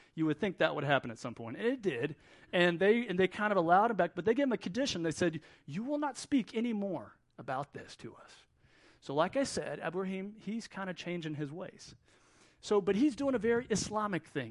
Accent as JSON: {"language": "English", "town": "Wilmington", "region": "North Carolina", "country": "United States", "moved": "yes", "lives_now": "Middle East", "said": "Even though I'm from Wilmington, this is kind of where we come back to."}